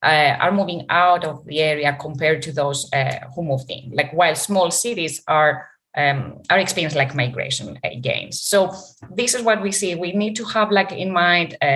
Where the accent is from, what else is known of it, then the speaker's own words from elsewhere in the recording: Greece; moved away; I'm from Greece and I go there